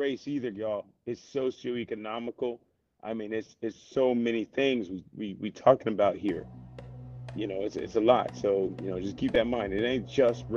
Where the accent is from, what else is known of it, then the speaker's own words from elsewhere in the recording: the South, United States; I'm from the South, bro. It's been here all my life.